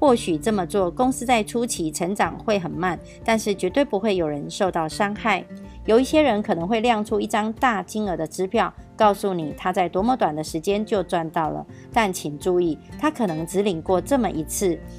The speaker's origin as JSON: {"language": "Chinese", "town": "Miaoli", "region": "Miaoli County", "country": "Taiwan", "said": "今天要为大家导读的主题是建立朴实、平易、持续一生的事业。"}